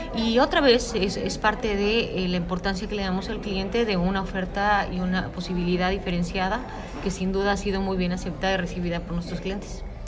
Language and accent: Spanish; Mexico; yo soy mexicana